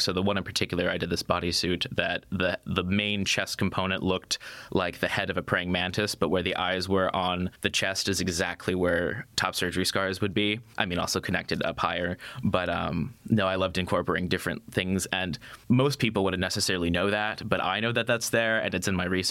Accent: United States; moved away; come from where I came from

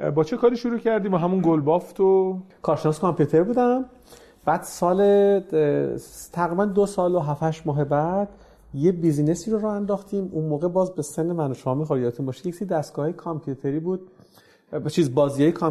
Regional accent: Tehran, Tehran Province, Iran; بگم من فلانی هستم از تهران اومدم یه چنین محصولی تولید کردیم

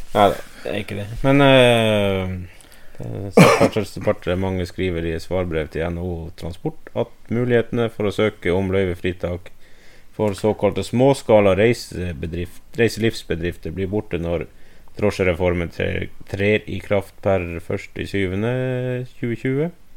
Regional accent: Finnmark, Norway; jeg er fra Økosert, så jeg sier snø

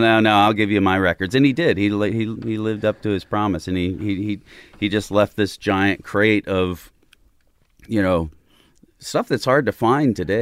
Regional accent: Southern Illinois, United States; born or raised there; also born or lived in Chicago

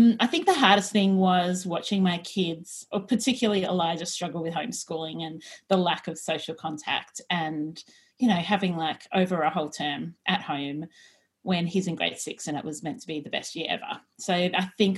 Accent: Australia; we are two Aussie professional organisers and declutter coaches

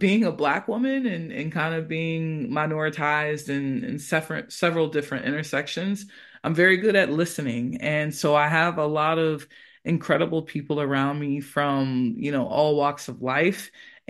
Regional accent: United States; moved away as an adult; also born or lived in United Kingdom; now in Granada, Spain; I'm originally from the United States, and, you know, as a Black person in the U.S.

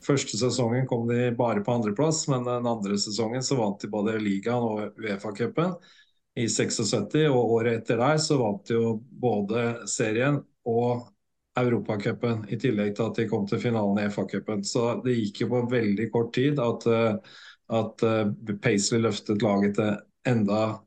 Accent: Norway; hjemme i Norge

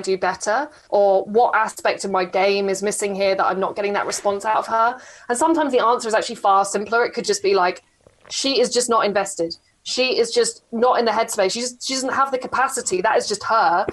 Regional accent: England, United Kingdom; I'm so English

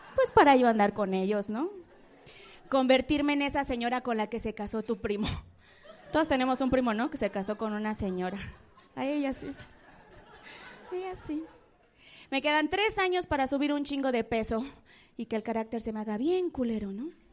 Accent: Mexico City, Mexico; soy de la Guerrero

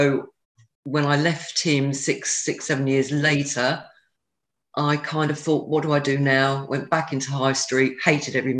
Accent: Haslemere, South East England, United Kingdom; I grew up in a place called Hazelmere in Surrey

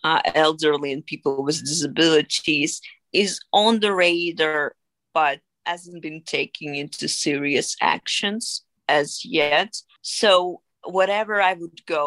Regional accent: Dnipro, Dnipropetrovsk Oblast, Ukraine; moved away as an adult; now in London, United Kingdom; I was born and raised in Ukraine, and I lived there till the age of 24

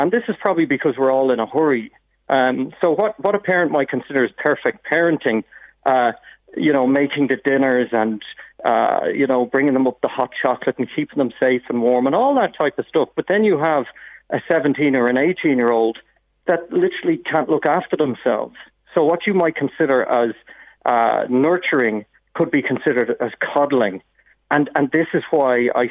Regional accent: North County Dublin, Leinster, Ireland; I grew up in North County Dublin

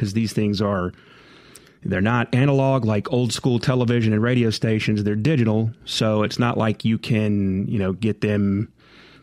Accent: Jackson, Mississippi, United States; growing up in Jackson

